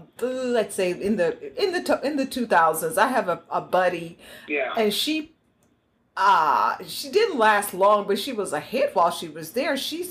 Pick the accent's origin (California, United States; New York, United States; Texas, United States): Texas, United States; Houston; I'm originally from Houston